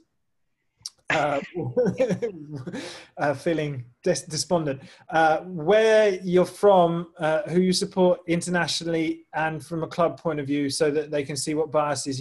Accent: England, United Kingdom; I am fully English.

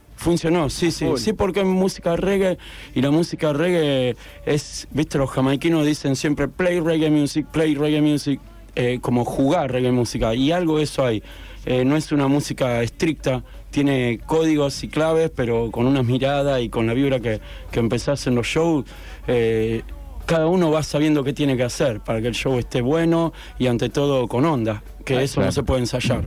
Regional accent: La Plata, Buenos Aires Province, Argentina; now in Mar del Plata, Argentina; soy Platense

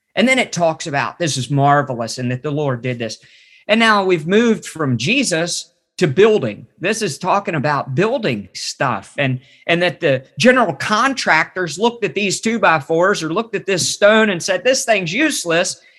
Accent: West Virginia, United States; I grew up in West Virginia

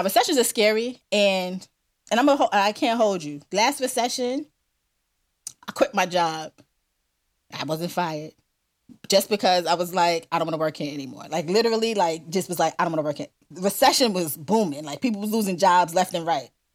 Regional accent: New York City, New York, United States; I'm a New Yorker

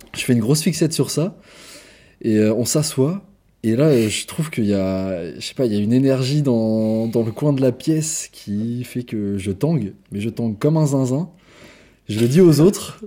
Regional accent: France; quand on est français

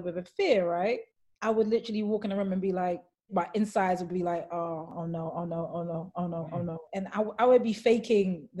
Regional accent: London, United Kingdom; growing up, like, as a Black woman in London

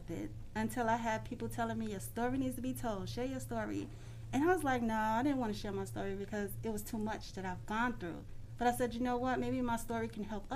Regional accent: New York City, New York, United States; moved away as an adult; now in Atlanta, United States; I am from Brooklyn, New York. I was born and raised there. I moved to Atlanta. I've been here for about 5 years now.

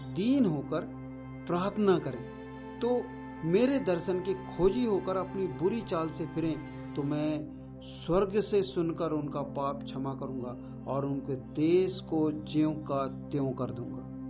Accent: India; हमारे भारत का

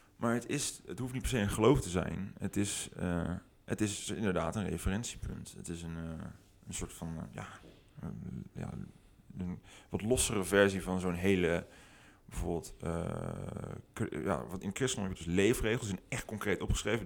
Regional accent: 't Goy, Utrecht, Netherlands; also born or lived in Houten; het dorp waar ik ben opgegroeid, heet het Gooi

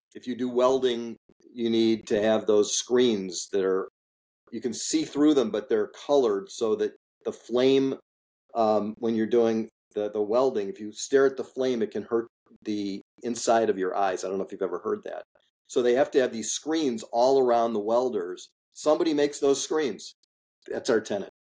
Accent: Highland Park, Illinois, United States; I grew up in Highland Park, Illinois, which is a suburb of Chicago.

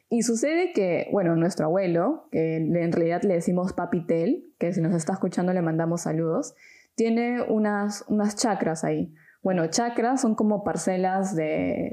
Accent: Peru; moved away as an adult; now in Germany; vengo de Perú, tengo 26 y vivo desde hace un tiempo en Alemania

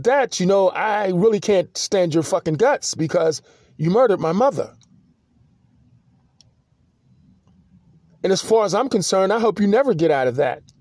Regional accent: Pittsburgh, Pennsylvania, United States; also born or lived in Pensacola, Florida; this is my city that I grew up in. I'm not from Pittsburgh. I'm from Pensacola, Florida. But I grew up in this city

